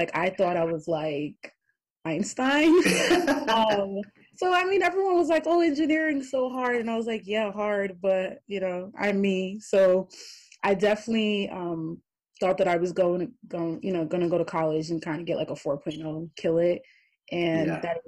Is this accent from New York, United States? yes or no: yes; New York City, New York, United States; moved away as an adult; now in Buffalo, United States; I'm originally from Brooklyn, New York